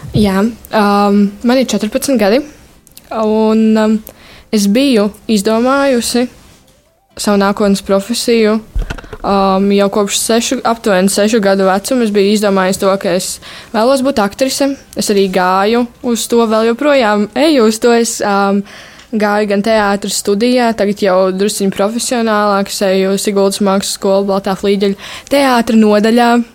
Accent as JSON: {"language": "Latvian", "town": "Sigulda", "region": "Sigulda Municipality", "country": "Latvia", "said": "arī esmu no Siguldas."}